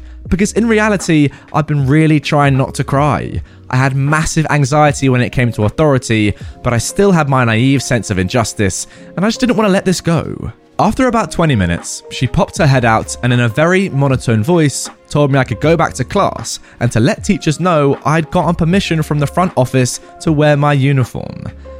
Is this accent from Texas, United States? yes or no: yes; Texas, United States; I grew up in Texas, and it's still significantly hot in August and September.